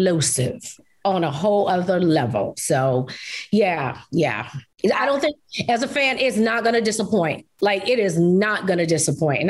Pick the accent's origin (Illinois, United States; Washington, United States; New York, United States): New York, United States; I'm from New York